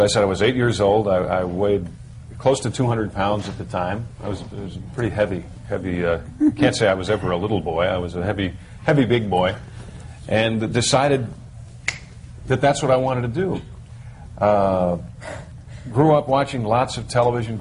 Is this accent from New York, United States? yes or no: yes; Mount Kisco, New York, United States; moved away; also born or lived in Atlanta; I'm from New York, from a little town called Mount Kisco, New York